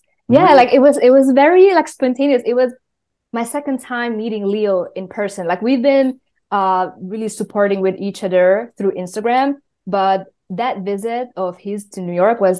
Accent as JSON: {"language": "English", "region": "Budapest", "country": "Hungary", "moved": "yes", "lives_now": "Brooklyn, United States", "said": "I am a singer, producer, sound designer based in Brooklyn, New York, and I'm originally from Budapest, Hungary."}